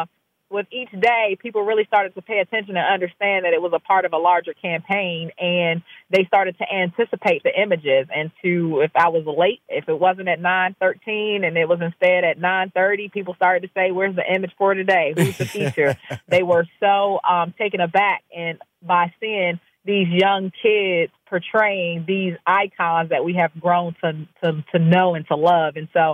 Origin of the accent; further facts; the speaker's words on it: Maryland, United States; I'm an East Coast person, yes. I'm based here, born and raised, left for a little while